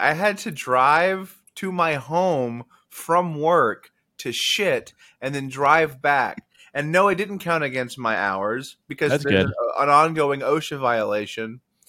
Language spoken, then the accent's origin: English; Mexico; And I'm from Mexico.